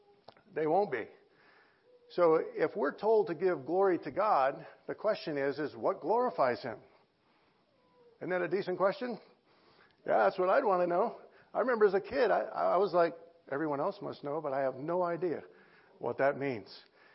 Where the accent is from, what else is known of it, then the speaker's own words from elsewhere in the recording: Los Angeles, California, United States; I came from the San Fernando Valley of L.A., and there's 2.1 million people in the San Fernando Valley of L.A.